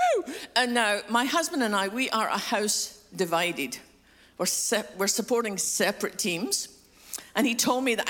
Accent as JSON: {"language": "English", "region": "Scotland", "country": "United Kingdom", "moved": "yes", "said": "I'm from Scotland, which explains a funny accent."}